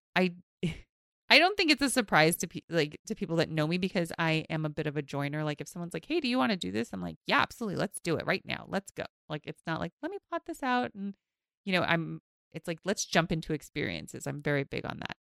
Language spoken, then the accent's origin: English; New York City, New York, United States; I grew up in Queens